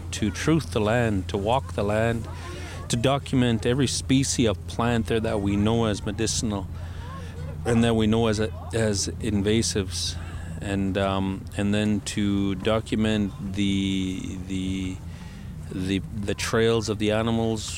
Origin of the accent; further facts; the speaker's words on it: Paul Band, Alberta, Canada; I'm from Paul Bend, Nakota Sioux